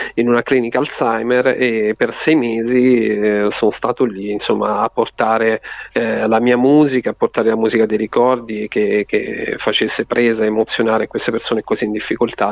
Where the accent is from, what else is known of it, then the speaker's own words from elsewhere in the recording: Marche, Italy; quando i miei mi raccontavano queste favole davanti al camino nel mio paese di, di, di montagna, de, delle Marche, insomma in provincia di Ascoli